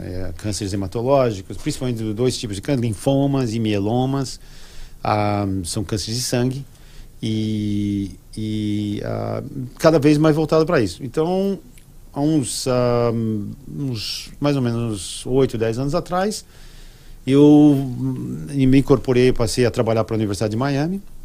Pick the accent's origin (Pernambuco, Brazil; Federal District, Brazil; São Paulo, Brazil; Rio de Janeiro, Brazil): São Paulo, Brazil; cresci em São Paulo, e, e, e na capital